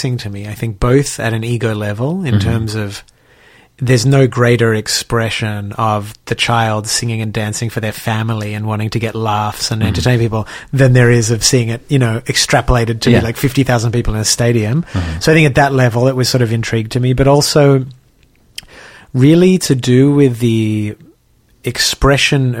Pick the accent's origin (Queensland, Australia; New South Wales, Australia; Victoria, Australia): New South Wales, Australia; Sydney; moved away; I grew up in Sydney and sort of in a working class, middle class Jewish community